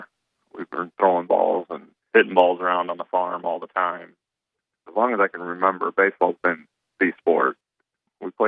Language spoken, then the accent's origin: English; Hull, Iowa, United States; I grew up in Hall, Iowa.